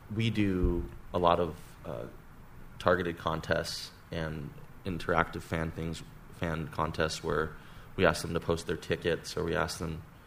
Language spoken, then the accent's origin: English; Hawaii, United States; moved away as an adult; also born or lived in Santa Barbara, California; We're all friends from Hawaii that uh, grew up together and went to high school together